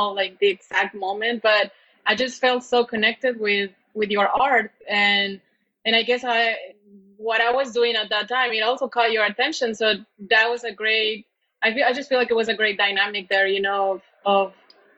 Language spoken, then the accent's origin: English; Baja California, Mexico; English is a second language; moved away as an adult; I was born in California, but I was raised in Mexico, in Baja specifically